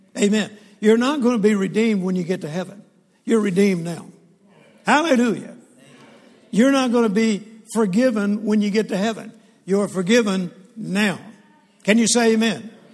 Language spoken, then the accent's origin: English; Shreveport, Louisiana, United States; also born or lived in Mississippi; And I grew up in Shreveport, Louisiana. I was born in Mississippi, and then we moved to Shreveport, Louisiana